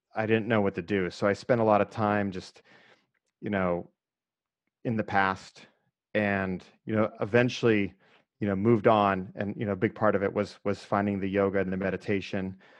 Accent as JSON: {"language": "English", "town": "Erie", "region": "Pennsylvania", "country": "United States", "tie": "born or raised there", "said": "I grew up in Erie, which I actually think helped me quite a bit, that's, you know, right on the lake, two hours north of Pittsburgh"}